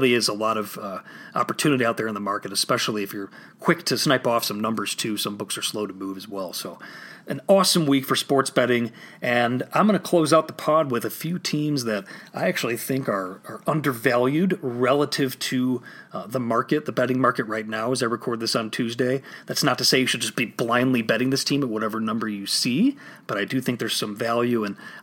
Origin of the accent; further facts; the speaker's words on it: Illinois, United States; here in my home state of Illinois